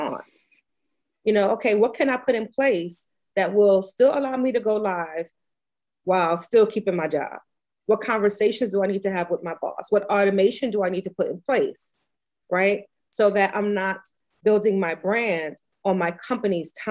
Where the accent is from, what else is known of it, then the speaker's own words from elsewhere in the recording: New York City, New York, United States; now in Virginia, United States; I grew up as a homeless teenager in New York City. So my accent sounds funny. I grew up in New York. I live in Virginia